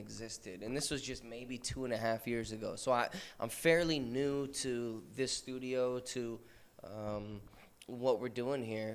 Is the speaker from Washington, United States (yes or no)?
yes; Washington, United States; moved away as an adult; now in Guam, United States; I came from Washington State originally